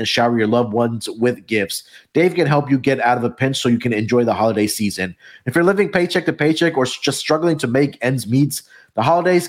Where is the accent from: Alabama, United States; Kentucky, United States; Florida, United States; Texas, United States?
Texas, United States; my home state here in Texas